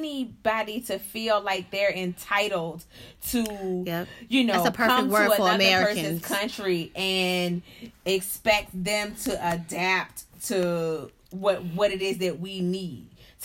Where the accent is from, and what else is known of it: United States